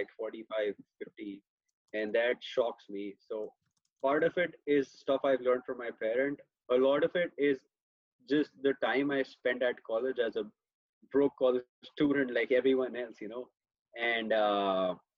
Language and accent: English; India; moved away as an adult; now in United States; I am from India, if you couldn't tell by my accent by now.